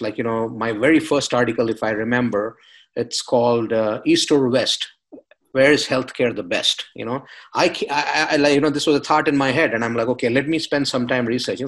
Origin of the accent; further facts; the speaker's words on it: India; moved away; I'm coming from India, coming from a culture that's highly competitive, where I couldn't dream of finishing college without a master's education